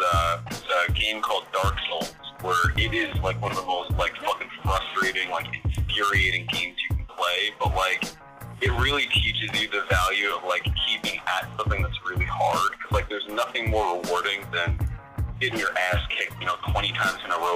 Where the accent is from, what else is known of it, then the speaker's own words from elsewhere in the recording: Blue Point, New York, United States; moved away as an adult; now in Brooklyn, United States; I'm from Long Island. I grew up for, like, most of my life in Blue Point